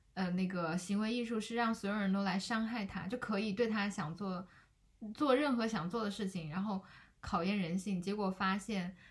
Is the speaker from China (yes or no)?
yes; Tibet, China; 我小时候在西藏长大